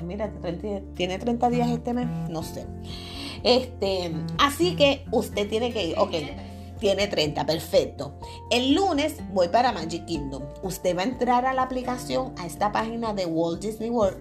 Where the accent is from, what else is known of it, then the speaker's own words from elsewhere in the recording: Puerto Rico; Pues obviamente yo soy de aquí de Puerto Rico